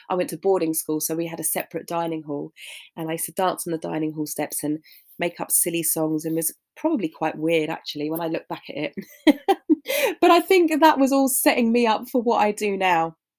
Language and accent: English; London, United Kingdom; I was born in Hammersmith and I grew up around that area